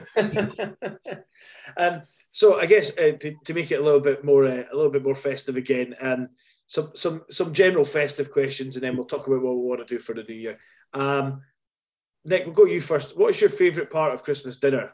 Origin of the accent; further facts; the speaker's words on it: Scotland, United Kingdom; when I was growing up, I'm Scottish